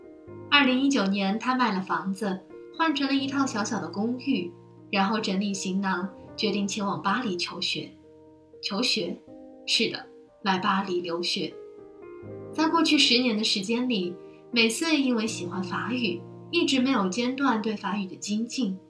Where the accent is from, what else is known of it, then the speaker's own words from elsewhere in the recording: China; now in Paris, France; 不是呢，我是中国人。